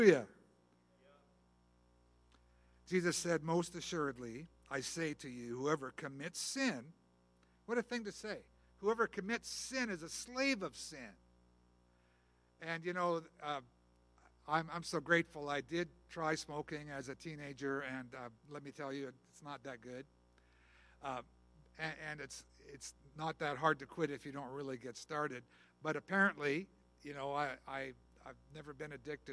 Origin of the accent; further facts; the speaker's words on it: Canada; I am Canadian